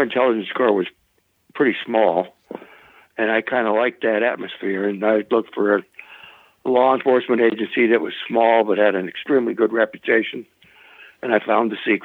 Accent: Washburn, North Dakota, United States; moved away as an adult; Washburn, North Dakota, and that's where I grew up. I spent my first 18 years there

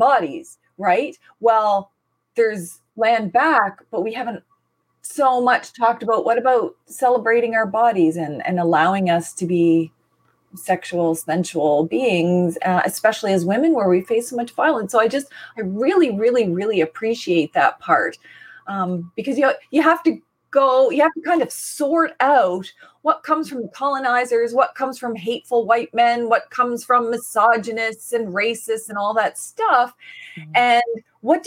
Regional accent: Canada; I'm from the Mi'kmaq nation

